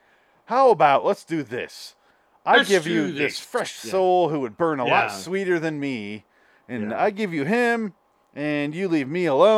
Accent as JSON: {"language": "English", "country": "United States", "said": "We're seeing it as Americans"}